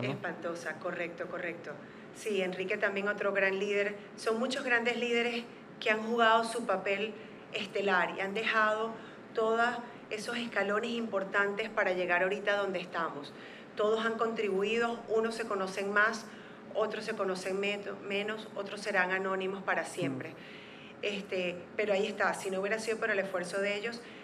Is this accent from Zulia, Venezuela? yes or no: yes; Zulia, Venezuela; now in Panama; de donde soy yo, que es el estado Zulia